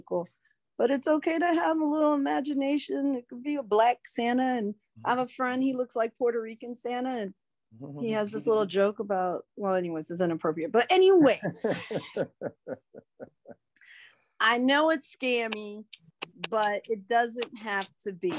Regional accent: Germany; now in United States; I was born in Germany

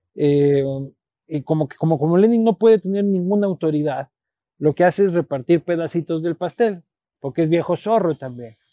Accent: Quito, Pichincha, Ecuador; also born or lived in Spain; yo soy nacido en Quito, criado en Quito, vivo en Quito, amo Quito

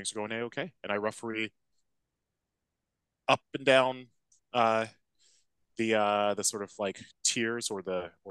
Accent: Los Angeles, California, United States; moved away as an adult; also born or lived in Bay Area, California / Davis, California; now in London, United Kingdom; I'm originally from Los Angeles

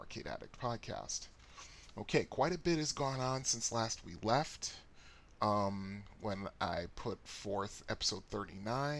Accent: Bridgeport, Connecticut, United States; my house growing up in Bridgeport, Connecticut

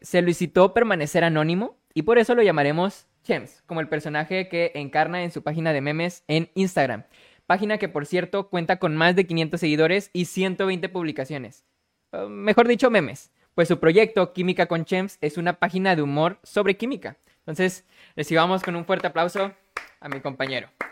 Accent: Monterrey, Nuevo León, Mexico; Soy de Monterrey, Nuevo León

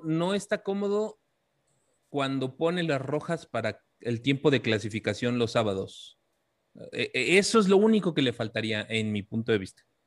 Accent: Mexico

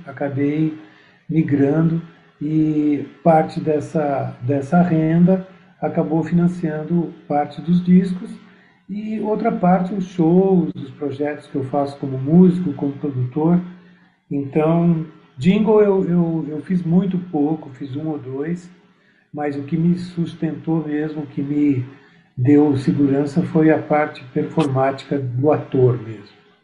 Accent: Curitiba, Paraná, Brazil; moved away as an adult; also born or lived in Santa Catarina; now in São Paulo, Brazil; Porque eu nasci em Santa Catarina, fui criado em Curitiba.

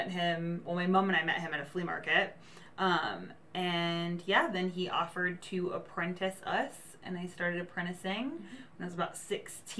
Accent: Manchester, North West England, United Kingdom; moved away; I was born in Manchester, England

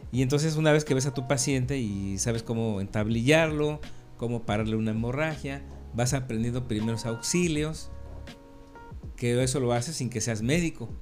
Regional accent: Mexico City, Mexico; moved away; also born or lived in Campeche; mis orígenes vienen desde el Distrito Federal, yo nací en la Ciudad de México en los años sesentas.

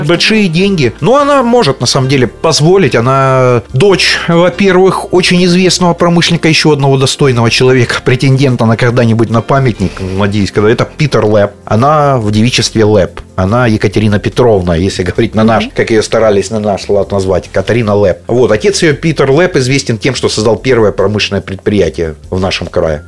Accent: Zaporizhzhia, Zaporizhzhia Oblast, Ukraine; я вырос на Верхней Хортице, это мой родной район

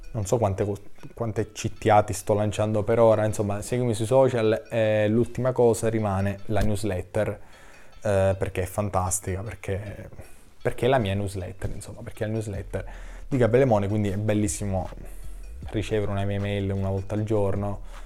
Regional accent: Sicily, Italy; accent: Sicilian; anch'io parlo con l'accento, date le mie origini ecco siciliane

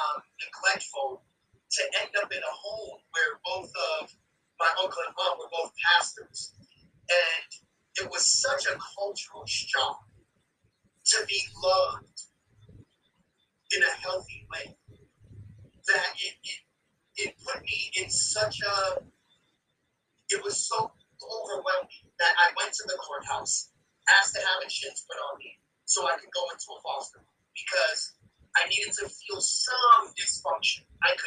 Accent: Boston, Massachusetts, United States; also born or lived in New Hampshire, United States; I was born in New Hampshire. I lived there. I was literally just born. Within a few days, I was flown to Maine to get a procedure done on my heart. Ended up moving to Massachusetts. To the Mission Hill neighborhood around Calumet Street.

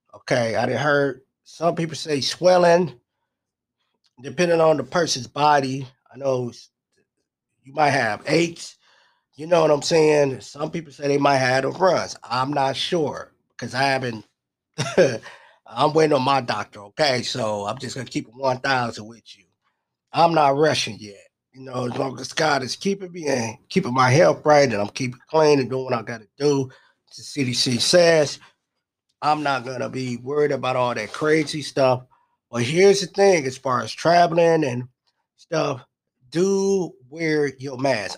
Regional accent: Milwaukee, Wisconsin, United States; I'm from Milwaukee

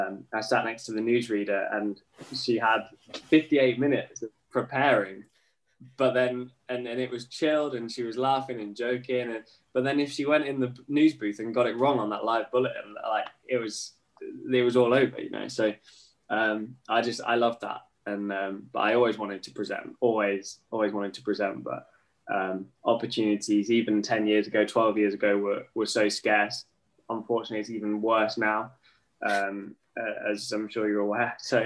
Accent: Norwich, East of England, United Kingdom; And obviously was lucky enough to start in my hometown of Norwich.

